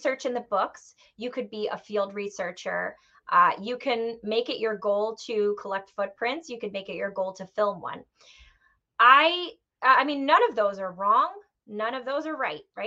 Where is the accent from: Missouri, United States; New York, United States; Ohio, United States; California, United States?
New York, United States; growing up in New York, and especially growing up right outside of New York City